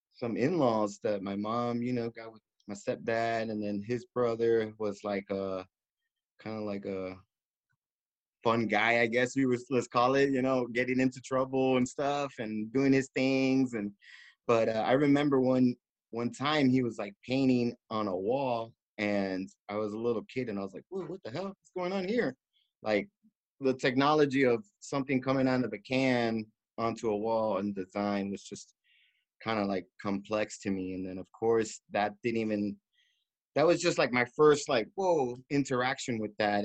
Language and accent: English; Miami, Florida, United States; moved away as an adult; also born or lived in New York; now in Long Beach, United States; they took me all the way down to Miami, the tropics, and I was raised out there since I was like two years old.